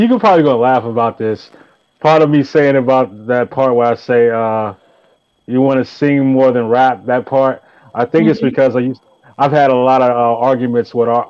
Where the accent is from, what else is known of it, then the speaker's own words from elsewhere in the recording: the South, United States; coming from the South, it's crazy. I'm from the South saying that, but it's true.